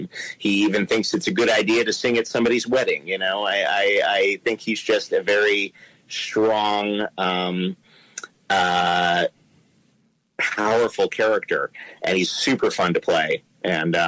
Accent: New York, United States; moved away as an adult; now in Los Angeles, United States; I grew up in New York. I started acting in my late 20s, and I've lived in Los Angeles for about 16 years now

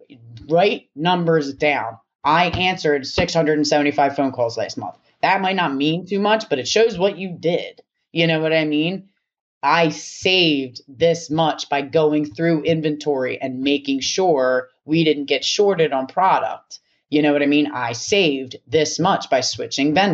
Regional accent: Philadelphia, Pennsylvania, United States; I'm from Philly. I grew up in like a hotbed of violence and anger

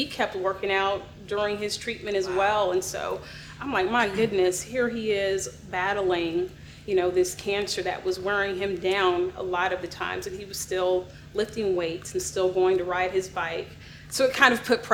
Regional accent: Gainesville, Florida, United States; now in Dallas, United States; I'm from Gainesville, Florida.

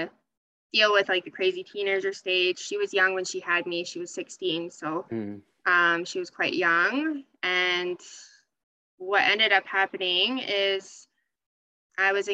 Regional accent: Edmonton, Alberta, Canada; also born or lived in Sherwood Park, Alberta; born and raised in Canada. I initially grew up actually out. I grew up in Millwoods, which is in Edmonton.

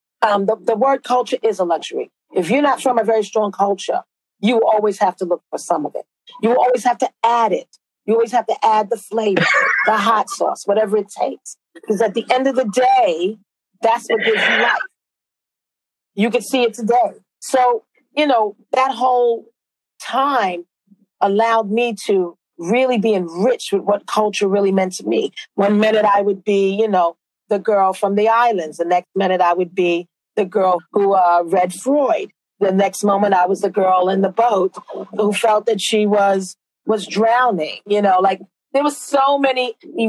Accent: New York City, New York, United States; moved away as an adult; now in London, United Kingdom; I was from Brooklyn

